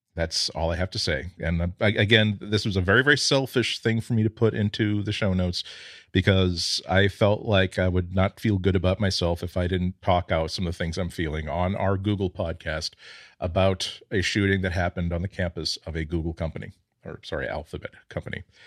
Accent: United States; I'm proud to be an American.

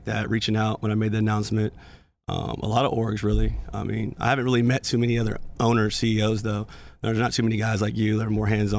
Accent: Brownwood, Texas, United States; I grew up in Brownwood, Texas, small town, like 20,000 people.

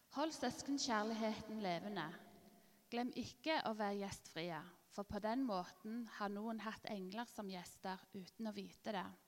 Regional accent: Ålgård, Rogaland, Norway; moved away as an adult; also born or lived in Albir, Spain; Jeg er oppvokst her på Ålgård

